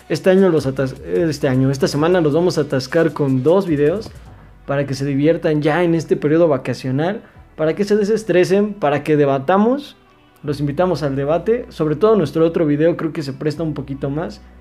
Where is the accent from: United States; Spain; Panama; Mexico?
Mexico